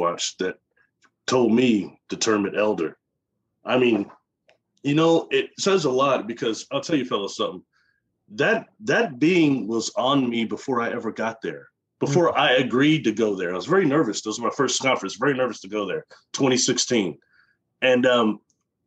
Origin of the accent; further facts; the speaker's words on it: Midwest, United States; I'm from the Midwest